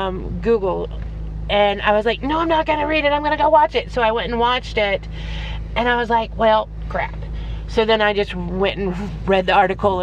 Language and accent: English; Texas, United States; I'm from Texas.